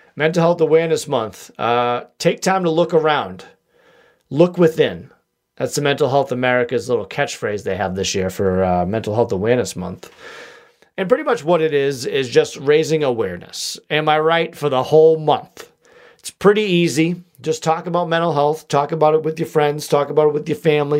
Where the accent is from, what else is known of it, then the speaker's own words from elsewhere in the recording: Boston, Massachusetts, United States; accent: wicked Boston; my wicked Boston accent